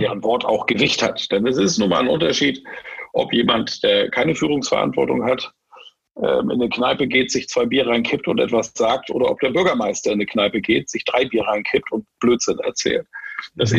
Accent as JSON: {"language": "German", "country": "Germany", "moved": "yes", "said": "ich bin Schwartburger"}